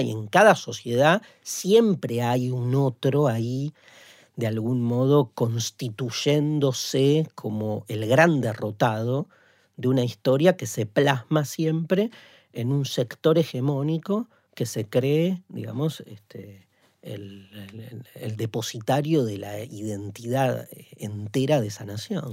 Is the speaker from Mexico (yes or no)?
no; Argentina